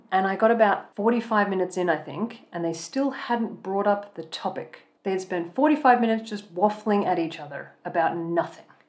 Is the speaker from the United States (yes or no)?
no; Australia; moved away as an adult; now in Germany; I grew up in Australia